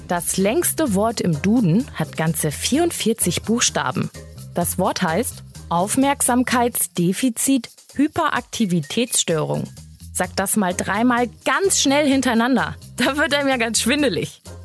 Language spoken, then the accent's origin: German; the North, Northern Germany, Germany; Bei uns im Norden sagen wir meistens Fasching